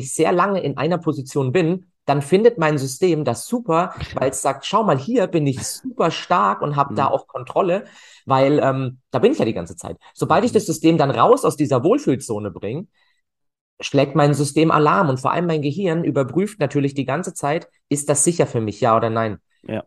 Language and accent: German; Freiburg, Baden-Württemberg, Germany; also born or lived in Cologne; ich komme aus Freiburg tatsächlich, bin dort auch geboren